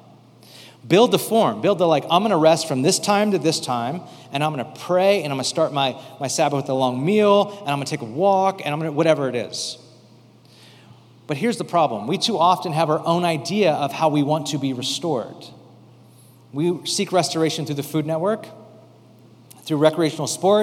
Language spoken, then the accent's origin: English; United States